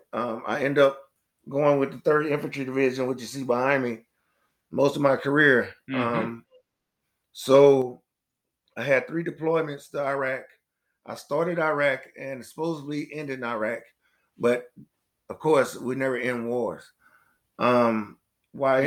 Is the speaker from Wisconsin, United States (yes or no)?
no; East St. Louis, Illinois, United States; moved away as an adult; also born or lived in Florida; I'm from East St. Louis, Illinois